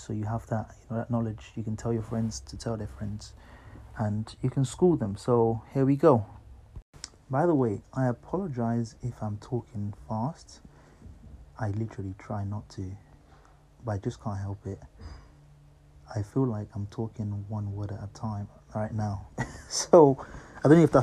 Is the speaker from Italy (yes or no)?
no; Nigeria; moved away; I grew up in Nigeria